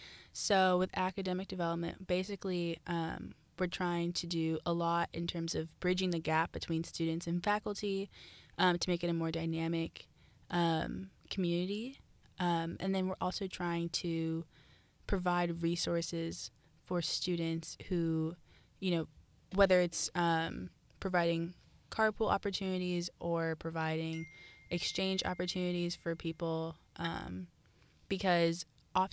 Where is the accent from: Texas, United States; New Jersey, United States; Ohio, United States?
Ohio, United States; Columbus; moved away as an adult; I am born and raised from Columbus, Ohio.